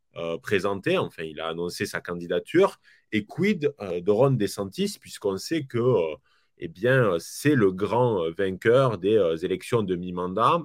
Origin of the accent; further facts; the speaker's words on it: France; chez nous en France